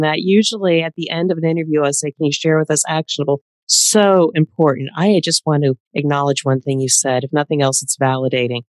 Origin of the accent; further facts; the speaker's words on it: East Coast of the United States, United States; I am from the East Coast of the United States who typically will talk fast